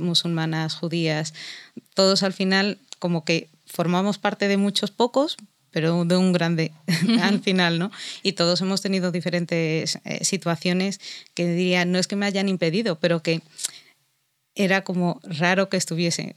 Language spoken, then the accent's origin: Spanish; Spain; soy musulmana, pero también soy española